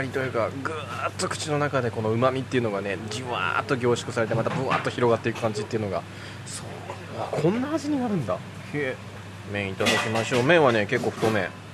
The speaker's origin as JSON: {"language": "Japanese", "region": "Kansai", "country": "Japan", "tie": "born or raised there", "said": "僕その地元関西っていうのもあって"}